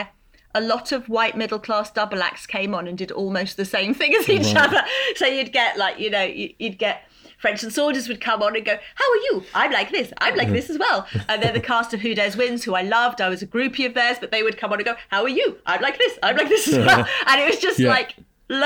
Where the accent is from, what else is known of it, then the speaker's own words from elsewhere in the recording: London, United Kingdom; a girl who was growing up in Brixton